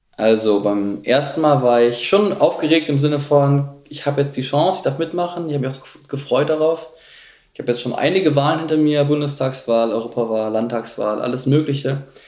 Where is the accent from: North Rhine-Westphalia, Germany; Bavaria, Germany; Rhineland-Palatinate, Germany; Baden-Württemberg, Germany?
Bavaria, Germany; Munich; Ich komme aus München.